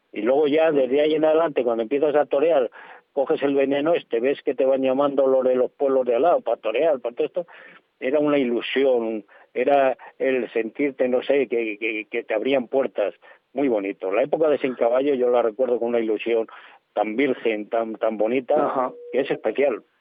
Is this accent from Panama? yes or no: no; Soria, Castile and León, Spain; siendo de Soria